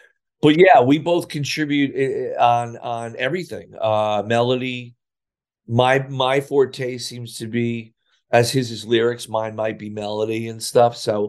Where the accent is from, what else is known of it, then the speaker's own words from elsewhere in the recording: Sayreville, New Jersey, United States; I couldn't get a job in my hometown of Sayreville and or the surrounding area.